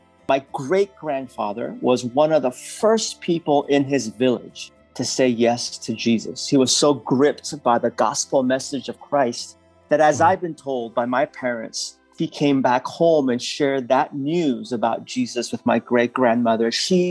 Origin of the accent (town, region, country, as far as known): San Francisco, California, United States; born or raised there; English is a second language; also born or lived in Seoul, South Korea